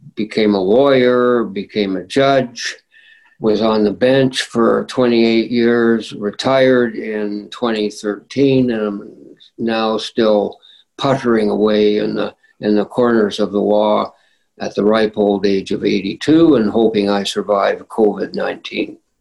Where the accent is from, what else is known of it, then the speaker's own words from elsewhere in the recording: Winnipeg, Manitoba, Canada; I grew up in St. Vital